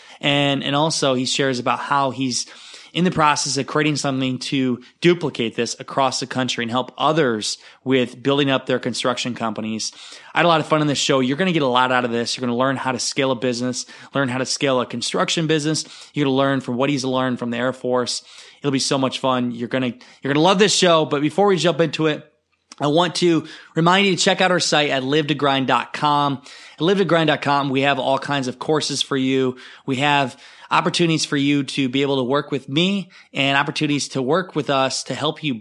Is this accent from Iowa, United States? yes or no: yes; Iowa, United States; fellow Iowans